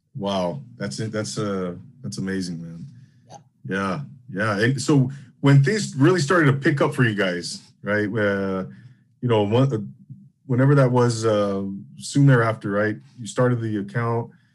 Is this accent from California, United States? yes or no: yes; Rancho Cucamonga, California, United States; growing up in the Inland Empire in Rancho Cucamonga in the early '90s